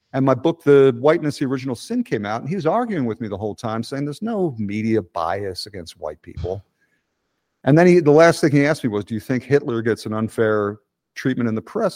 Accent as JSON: {"language": "English", "town": "Philadelphia", "region": "Pennsylvania", "country": "United States", "moved": "yes", "said": "we're both from Philly"}